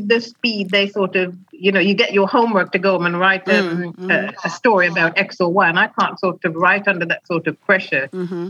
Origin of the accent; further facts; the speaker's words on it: Clarendon, Jamaica; moved away as an adult; also born or lived in West Midlands; now in England; I was born in the West Midlands, and I first went to Jamaica with my parents just before my 12th birthday. We lived in Clarendon, and I spent my entire teens on the island and returned to England 10 years later.